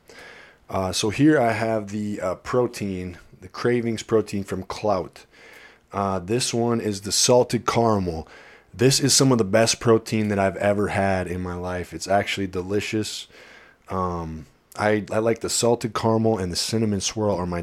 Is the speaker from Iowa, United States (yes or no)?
yes; Iowa, United States; moved away; I'm from Iowa, but like we're right up in that corner where Minnesota, Wisconsin, and Iowa meet